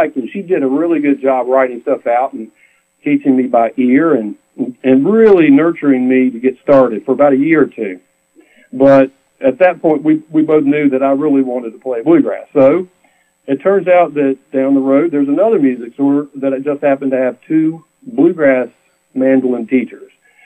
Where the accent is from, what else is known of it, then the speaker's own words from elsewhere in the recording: Roanoke, Virginia, United States; I was born and raised in Roanoke, Virginia, in the Blue Ridge Mountains